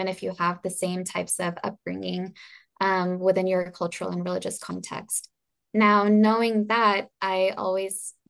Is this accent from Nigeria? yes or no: no; Pakistan; now in United States; I came in as a Pakistani Muslim immigrant